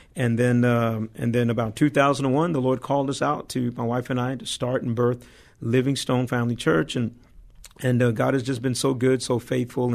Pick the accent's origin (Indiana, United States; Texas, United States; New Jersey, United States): Texas, United States; Dallas; moved away; I'm originally born and raised in Dallas, Texas